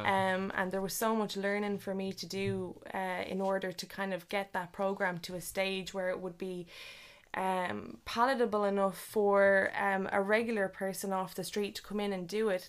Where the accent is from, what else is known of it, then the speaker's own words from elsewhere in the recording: Leixlip, County Kildare, Ireland; our, uh, local area where we grew up in League Slip.